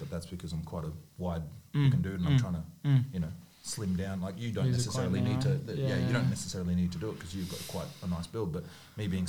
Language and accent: English; Brisbane, Queensland, Australia; I found that growing up in Brisbane